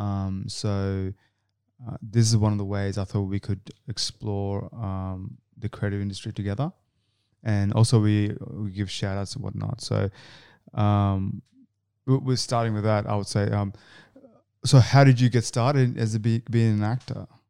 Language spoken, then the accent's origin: English; Canberra, Australian Capital Territory, Australia; moved away as an adult; now in Sydney, Australia; I'm actually from Canberra.